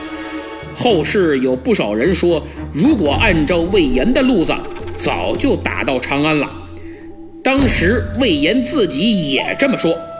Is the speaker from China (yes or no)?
yes; China; 我们中国人